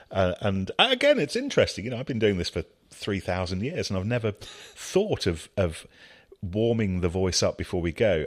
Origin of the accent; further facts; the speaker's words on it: Leicestershire, East Midlands, United Kingdom; growing up in Leicestershire